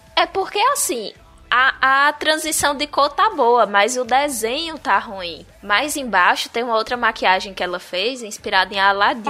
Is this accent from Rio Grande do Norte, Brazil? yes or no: no; Bahia, Brazil; Tinha que ser na minha terra.